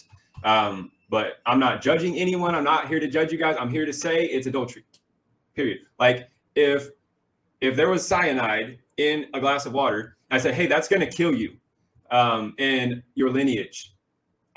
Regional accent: Missouri, United States; moved away as an adult; I'm from Missouri, right? Actually here

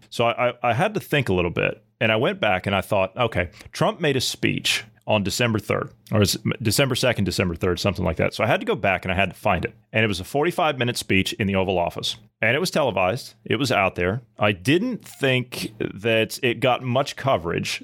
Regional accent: Ohio, United States; moved away; I come from a Midwestern state. I come from Ohio

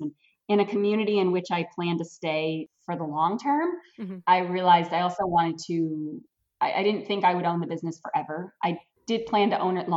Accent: Brewer, Maine, United States; also born or lived in Orono, Maine / Eddington, Maine; I grew up right in Brewer, Maine, went to high school at Brewer, didn't go far to go to college.

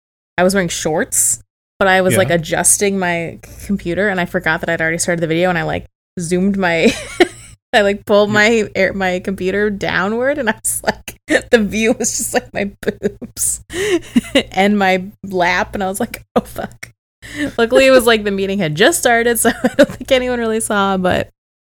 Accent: United Kingdom; I'm British and...

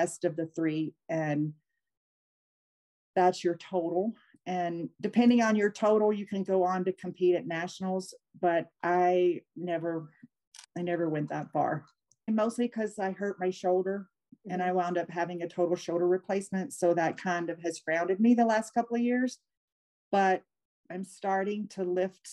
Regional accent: Louisiana, United States; moved away; also born or lived in Montana; my home state of Louisiana

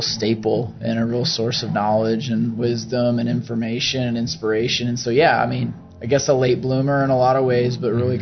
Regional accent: Oklahoma City, Oklahoma, United States; also born or lived in Colorado; born and raised in Oklahoma City

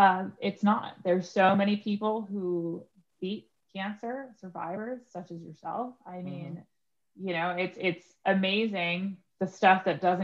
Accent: New York, United States; now in Pittsburgh, United States; You know, I come from New York, which it was like crazy moving to Pittsburgh, you know, because I went from a super big city to a medium, moderate sized city

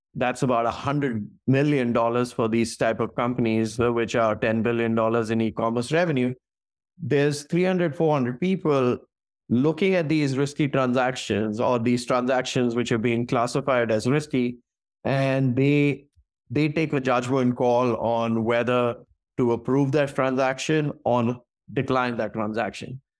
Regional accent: New Delhi, Delhi, India; moved away as an adult; also born or lived in Singapore / Atlanta, United States; now in San Francisco Bay Area, United States; I was born and raised in New Delhi in India

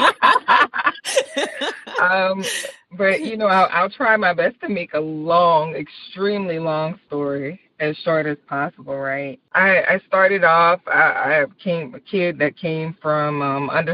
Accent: Marrero, Louisiana, United States; also born or lived in Belle Rose, Louisiana; That's where I'm from. I'm from Marrero, Louisiana, which is about 10 minutes outside of New Orleans.

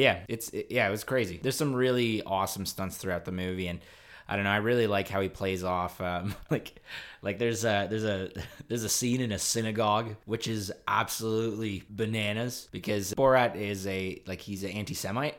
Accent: Canada; Canada's pretty cool. It's just cold up here.

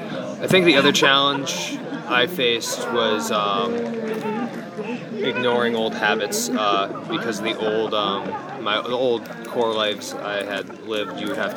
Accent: Albany, New York, United States; moved away; Originally from Albany, New York.

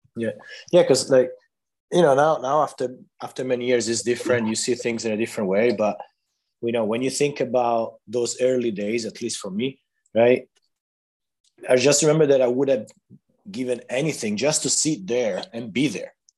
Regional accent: Italy; now in Barcelona, Spain; I'm Italian, but after like you know, you know how it is being all over the place a little bit. Now I'm I'm based here in Barcelona, Spain

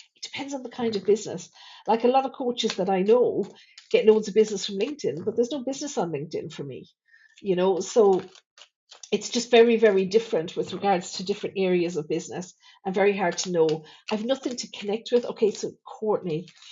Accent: Thurles, Munster, Ireland; my hometown here in Thurles

